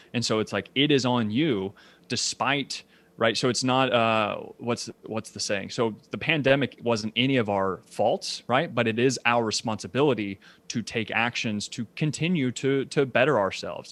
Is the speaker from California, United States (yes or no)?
no; Ashland, Kentucky, United States; moved away as an adult; also born or lived in New York City; now in Lexington, United States; I was born and raised in Asheville, Kentucky, which is about twenty thousand people.